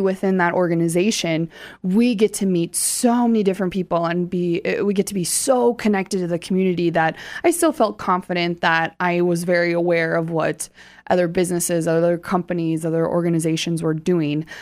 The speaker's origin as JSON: {"language": "English", "town": "Hartford", "region": "South Dakota", "country": "United States", "tie": "born or raised there", "said": "I grew up right outside of Sioux Falls in Hartford"}